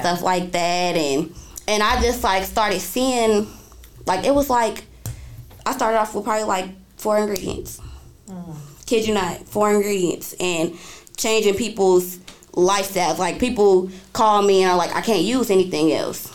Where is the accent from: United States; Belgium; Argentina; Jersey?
United States; Indianapolis, Indiana; I'm from Indianapolis, Indiana